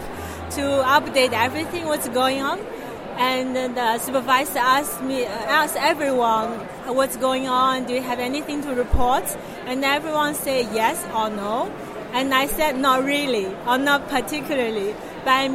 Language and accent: English; China; moved away as an adult; also born or lived in Groningen, Netherlands; now in Hoofddorp, Netherlands; I'm from China. I've been living in the Netherlands for 4 years already